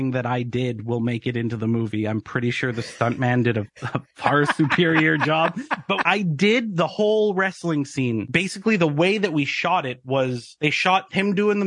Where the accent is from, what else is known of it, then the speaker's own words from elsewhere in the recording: Canada; as a Canadian actor